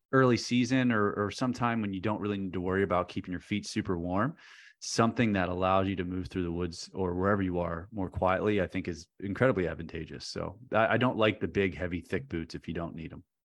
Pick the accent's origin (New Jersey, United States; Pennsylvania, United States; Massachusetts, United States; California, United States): Pennsylvania, United States; central; now in Northern Virginia, United States; central Pennsylvania where I'm from